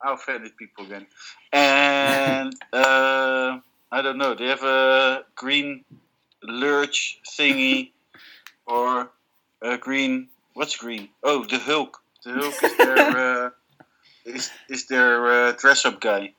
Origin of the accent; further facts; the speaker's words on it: Malaga, Andalusia, Spain; I was born in Malaga and I am a Malagueño